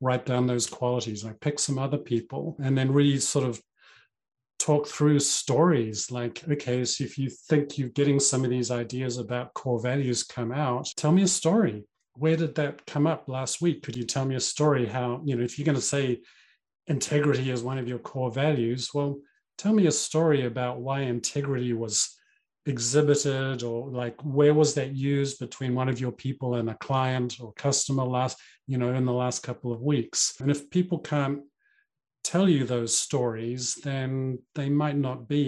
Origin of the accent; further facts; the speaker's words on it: New Zealand; I grew up in New Zealand